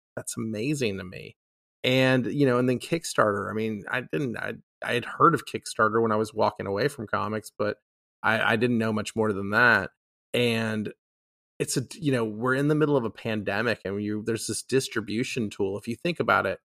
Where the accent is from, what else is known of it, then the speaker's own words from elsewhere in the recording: Austin, Texas, United States; I'm from Austin